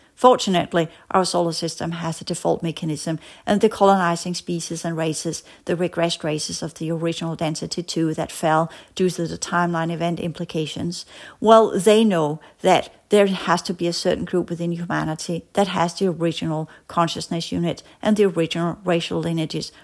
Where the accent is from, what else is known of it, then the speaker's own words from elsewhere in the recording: Denmark; as we said in Danish, because I come from Denmark